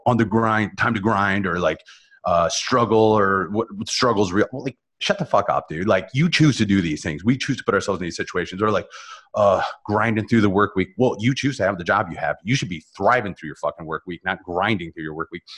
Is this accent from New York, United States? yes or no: no; Northern Ohio, United States; moved away as an adult; also born or lived in Columbus, Ohio; now in South Florida, United States; I was born in Northern Ohio